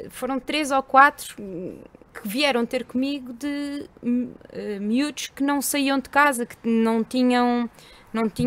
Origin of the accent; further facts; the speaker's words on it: Elvas, Alentejo, Portugal; moved away; also born or lived in Coimbra; Não, sou alentejana.